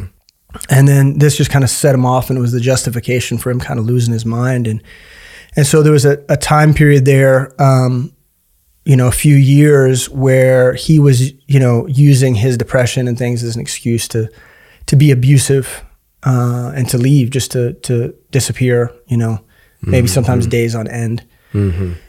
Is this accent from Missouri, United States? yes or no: yes; Kansas City, Missouri, United States; I grew up in Kansas City. I've been here my whole life